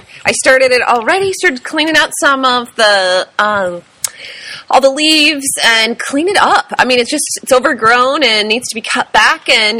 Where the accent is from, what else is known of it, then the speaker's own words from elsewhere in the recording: Seattle, Washington, United States; now in Marche, Italy; where I grew up in Seattle, they... are huge bushes out there.